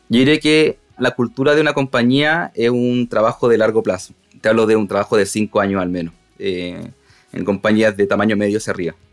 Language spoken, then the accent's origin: Spanish; Punta Arenas, Magallanes, Chile; born there; now in Santiago, Chile; Uno que nace en provincia, en región, yo nací en Punta Arenas, moviéndome por cada una de, las ciudades del sur hasta llegar a Santiago